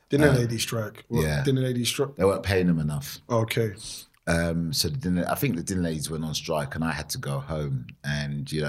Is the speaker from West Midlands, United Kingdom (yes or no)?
no; Streatham, London, United Kingdom; also born or lived in Vauxhall; I was born in Vauxhall, um, and then my my dad, my parents bought a house in Streatham. Uh, so we lived in Streatham